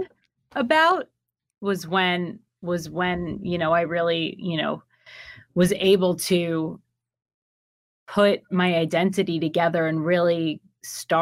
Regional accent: New York, United States; moved away as an adult; also born or lived in Miami; I am from New York

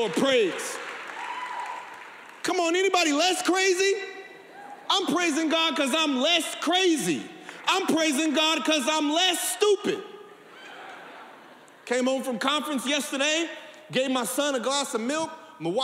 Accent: San Bernardino, California, United States; I grew up in San Bernardino, didn't nobody have a pool

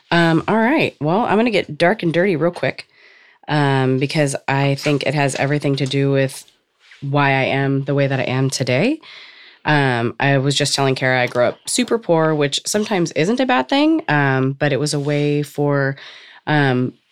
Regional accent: Cypress, California, United States; California, and we grew up in a trailer park

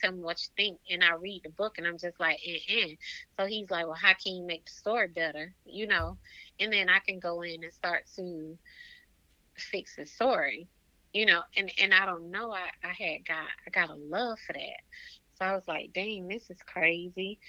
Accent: Waynesboro, Georgia, United States; also born or lived in Augusta, Georgia; Augusta is the place that's like 25 minutes from Waynesboro, my hometown

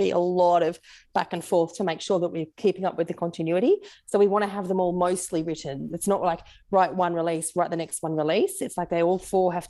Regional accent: Australia; accent: Aussie; my Aussie accent

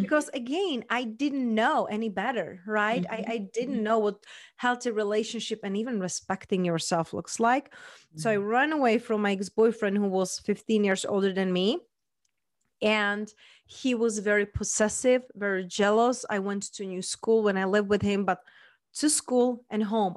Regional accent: Czechia; accent: mixed; English is a second language; moved away as an adult; also born or lived in London / Spain; now in Las Vegas, United States; So raised and born, I was in Czech Republic

